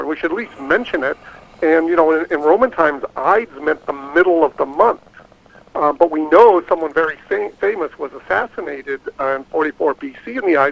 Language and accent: English; Boston, Massachusetts, United States; I'm partly Irish. I was born in Boston